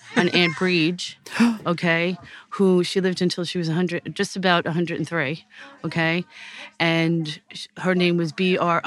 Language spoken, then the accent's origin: English; United States; moved away as an adult; also born or lived in Clonagowan, Ireland; now in Portarlington, Ireland; I'm from the States originally, and uh, with um, Irish parents